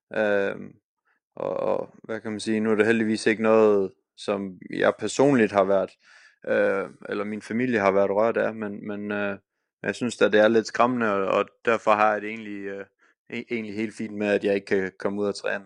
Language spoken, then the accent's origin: Danish; Denmark; moved away; hjemme i Danmark